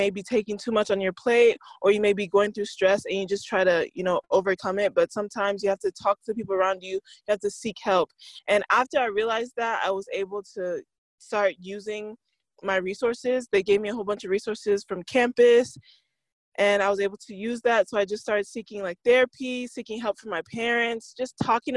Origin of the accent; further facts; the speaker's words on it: Nigeria; I'm African, I'm Nigerian